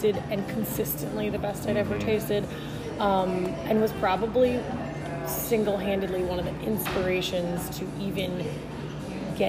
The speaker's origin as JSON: {"language": "English", "town": "New Orleans", "region": "Louisiana", "country": "United States", "said": "I'm from New Orleans"}